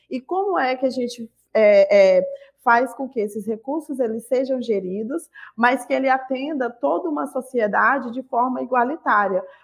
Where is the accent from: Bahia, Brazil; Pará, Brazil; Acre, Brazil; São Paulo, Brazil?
Acre, Brazil; estou aqui no Rio de Janeiro há alguns dias, mas eu sou do Acre, do estado do Acre, sul amazônida